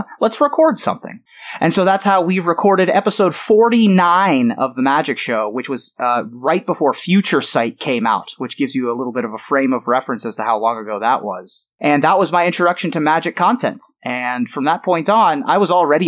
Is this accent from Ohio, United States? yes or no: yes; Columbus, Ohio, United States; also born or lived in Silver Spring, Maryland; I grew up in Columbus.